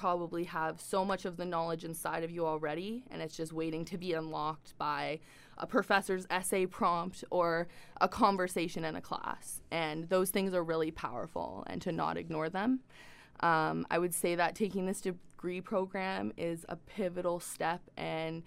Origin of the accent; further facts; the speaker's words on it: Dawson City, Yukon, Canada; also born or lived in Victoria, British Columbia; growing up in Dawson City